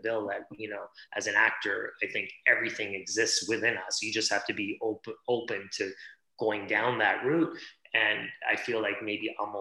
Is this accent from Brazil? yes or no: no; Hamilton, Ontario, Canada; also born or lived in India; I was born in India, but I was brought up in Canada. So, you know, brought up outside of Toronto in a steel town called Hamilton